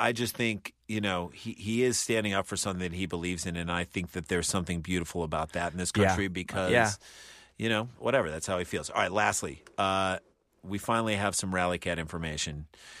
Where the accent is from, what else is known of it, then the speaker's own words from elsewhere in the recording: St. Louis, Missouri, United States; we're from St. Louis.